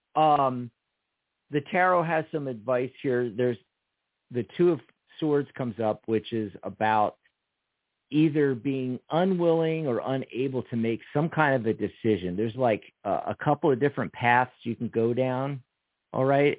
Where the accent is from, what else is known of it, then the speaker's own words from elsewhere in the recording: Pennsylvania, United States; That's our home state